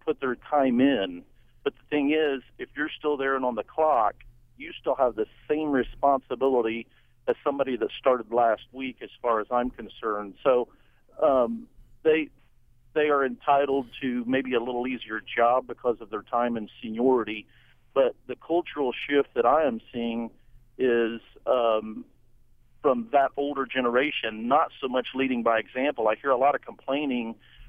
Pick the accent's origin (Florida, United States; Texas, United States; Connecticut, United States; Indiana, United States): Indiana, United States; I grew up in Indiana